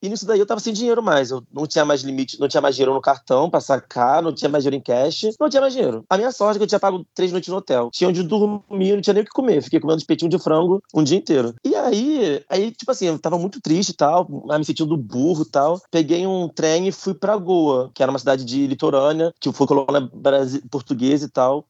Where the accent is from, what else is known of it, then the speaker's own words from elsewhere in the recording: Brazil; now in Paris, France; sou brasileiro